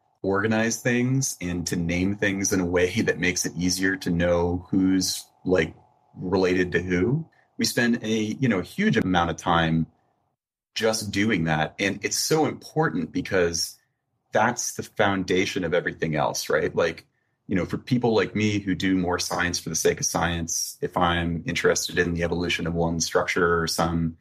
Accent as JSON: {"language": "English", "region": "Florida", "country": "United States", "moved": "yes", "said": "I'm like originally from Florida"}